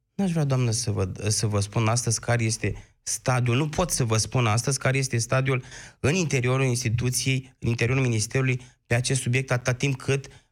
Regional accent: Iași, Iași County, Romania; orașului din care provin eu, Iașul

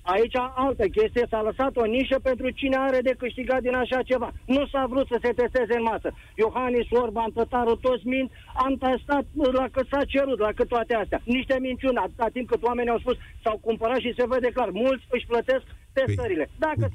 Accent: Mihail Kogălniceanu, Constanța County, Romania; sunt din Constanța, de fapt din Cogălnicianu

